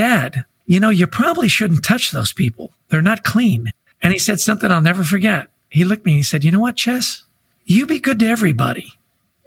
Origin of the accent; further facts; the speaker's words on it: Vancouver, British Columbia, Canada; I grew up in Vancouver, British Columbia.